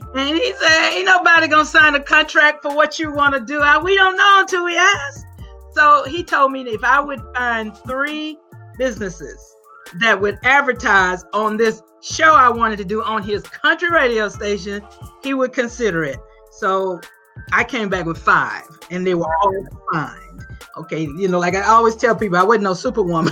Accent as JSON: {"language": "English", "town": "Grenada", "region": "Mississippi", "country": "United States", "moved": "yes", "said": "I'm from Grenada, Mississippi."}